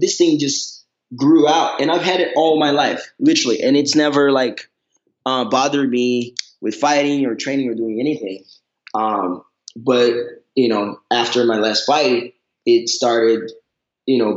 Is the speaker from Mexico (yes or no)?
no; Brazil; moved away; Growing up in Brazil